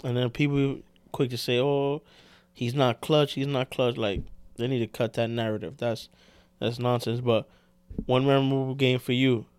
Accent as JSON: {"language": "English", "town": "New York City", "region": "New York", "country": "United States"}